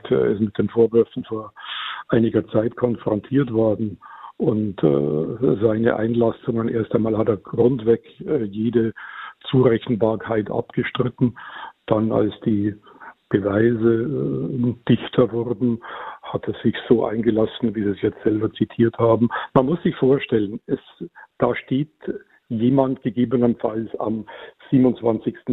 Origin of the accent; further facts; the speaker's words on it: Bavaria, Germany; ich komme aus der Gegend